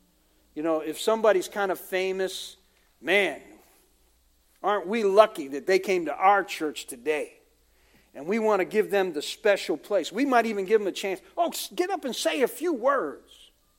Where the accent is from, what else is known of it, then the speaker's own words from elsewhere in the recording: United States; for a lot of us Americans, we're kind of blunt, you know, where are you from?